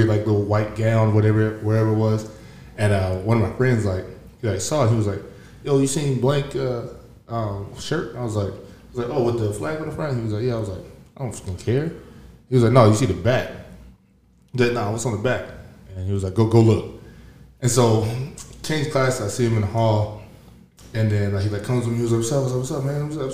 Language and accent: English; Georgia, United States; moved away; growing up in Georgia